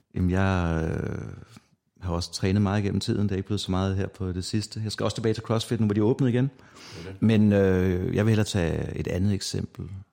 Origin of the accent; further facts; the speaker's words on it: North Zealand, Capital Region of Denmark, Denmark; da jeg kommer fra Nordsjælland af, så jeg var vant til at rende rundt udenfor i i mørket